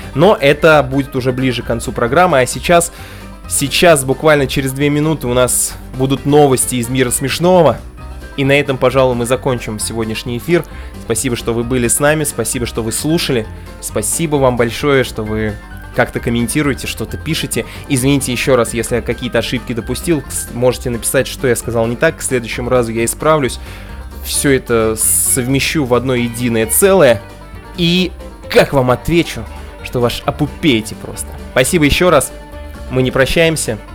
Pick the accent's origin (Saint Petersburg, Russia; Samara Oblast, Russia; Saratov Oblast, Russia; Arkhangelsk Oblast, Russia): Saratov Oblast, Russia; Saratov; я родился в Саратове